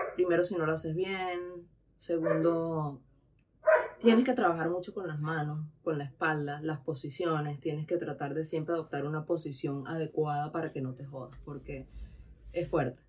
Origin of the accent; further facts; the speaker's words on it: Venezuela; moved away as an adult; also born or lived in Tenerife / Dominican Republic; now in Spain; yo vengo de Venezuela, donde está calor, donde estaba todo el tiempo en playa